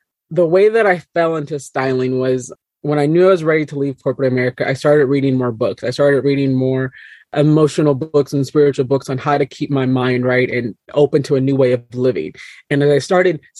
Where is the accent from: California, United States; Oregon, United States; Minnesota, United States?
Minnesota, United States; I was 5'10 and the only black girl in most of my classes growing up in Minnesota.